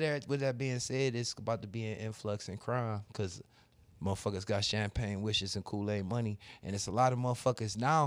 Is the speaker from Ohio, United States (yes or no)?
yes; Cleveland, Ohio, United States; I'm from Cleveland